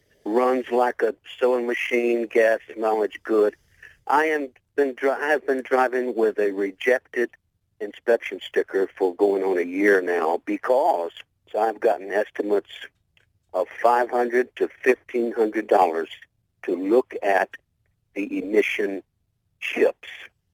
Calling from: Gonzales, Louisiana, United States

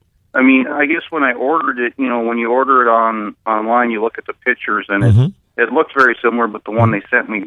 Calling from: Kansas City, United States; Kansas City.

